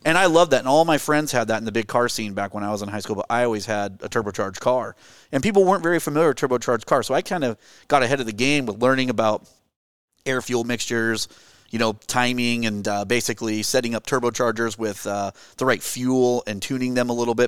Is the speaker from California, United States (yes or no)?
no; Gresham, Oregon, United States; I grew up in the Portland area, it's, uh, east of, uh, east of Portland, um, near Mount Hood, actually, in Gresham Boring, Troutdale area